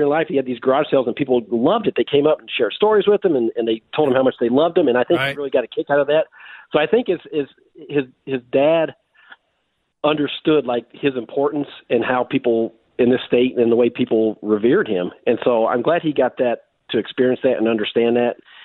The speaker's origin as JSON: {"language": "English", "region": "Tennessee", "country": "United States", "tie": "born or raised there", "moved": "as an adult", "lives_now": "Minnesota, United States", "said": "I grew up in Tennessee"}